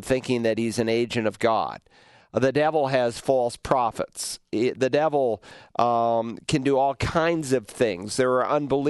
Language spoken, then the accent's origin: English; New England, United States; growing up in New England, and we had three apple trees in our yard